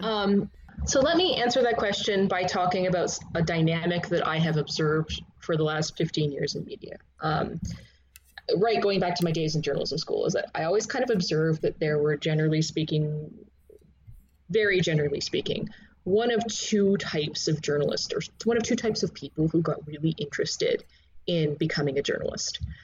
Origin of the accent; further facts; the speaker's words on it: Canada; I grew up in Canada